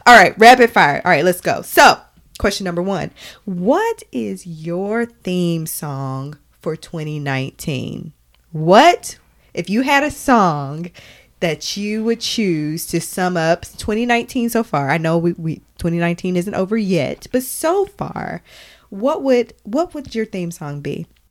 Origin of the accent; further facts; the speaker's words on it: Arkansas, United States; we are from Arkansas